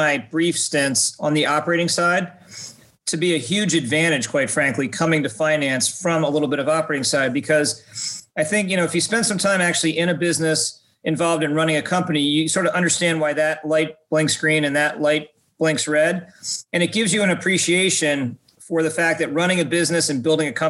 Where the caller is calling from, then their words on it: Ridgewood, New Jersey, United States; I'm joining from New Jersey as well, from snowy Ridgewood, New Jersey, with two feet of fresh snow on the ground.